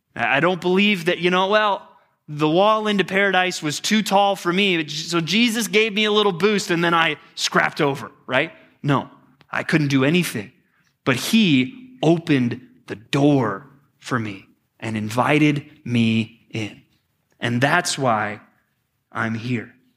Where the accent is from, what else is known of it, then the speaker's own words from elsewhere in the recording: Texas, United States; growing up as a pastor's kid in Texas, I mean, we had everything we needed